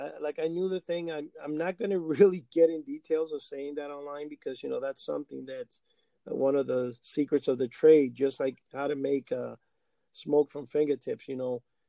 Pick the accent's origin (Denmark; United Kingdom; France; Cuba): Cuba; English is a second language; growing up in Cuba, when I was very small in a farm